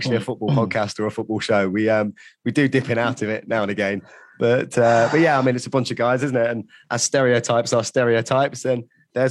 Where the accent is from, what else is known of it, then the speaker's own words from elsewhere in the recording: Loughborough, East Midlands, United Kingdom; moved away as an adult; also born or lived in Birmingham; I hated growing up in my hometown, which is Loughborough. I moved to Birmingham when I was 18